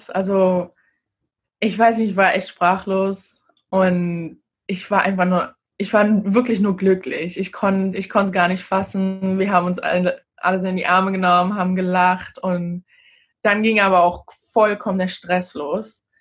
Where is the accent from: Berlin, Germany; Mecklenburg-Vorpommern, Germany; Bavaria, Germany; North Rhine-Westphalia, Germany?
Berlin, Germany; also born or lived in Gambia; now in United States; Aber ich würde sagen, dass Berlin schon meine Heimat ist. Dadurch, dass ich einfach die meiste Zeit meiner Teenagerzeit da war. Aber jedes Mal, wenn ich da bin, möchte ich auch immer wieder nach Gambia und dann habe ich auch irgendwie wieder Heimweh nach den USA